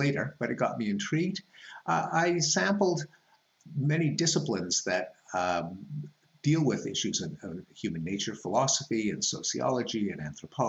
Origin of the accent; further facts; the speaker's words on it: Montreal, Quebec, Canada; moved away as an adult; I grew up in Montreal